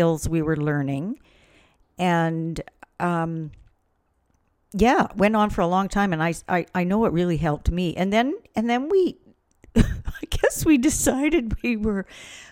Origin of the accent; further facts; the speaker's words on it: Prince George, British Columbia, Canada; moved away as an adult; now in Vancouver, Canada; Prince George, my hometown. Prince George is 500 miles north of Vancouver, where I've lived for close to 40 years.